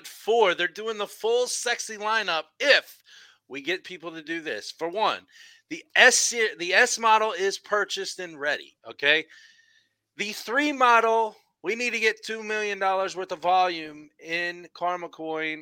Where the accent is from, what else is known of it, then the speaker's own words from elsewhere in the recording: Indianapolis, Indiana, United States; we are from the Naptown. 317 is the original area code